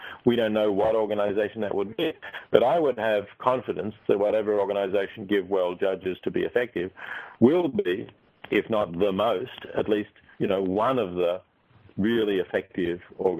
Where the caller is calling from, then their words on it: Australia; I'm currently speaking from Australia.